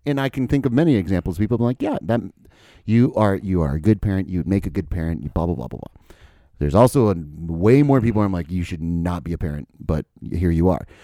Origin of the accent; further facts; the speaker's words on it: United States; as an American